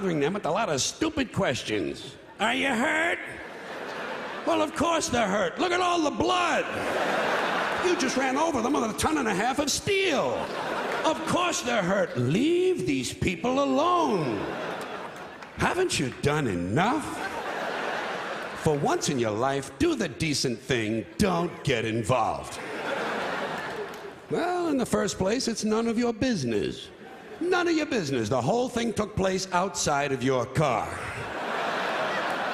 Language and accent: English; New York City, New York, United States; I was born on this island, Manhattan Island, therefore I was born in New York City, New York County, and New York State.